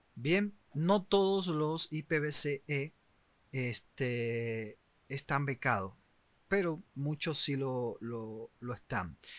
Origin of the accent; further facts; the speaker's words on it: Cuba; moved away; los cubanos que eh, siguen estando en mi país